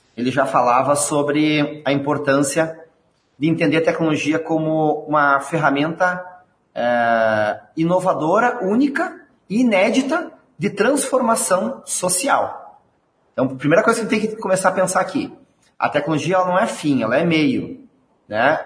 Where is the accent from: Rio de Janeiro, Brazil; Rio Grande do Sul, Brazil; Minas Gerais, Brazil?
Rio Grande do Sul, Brazil; accent: gaúcho; sou aqui do Rio Grande do Sul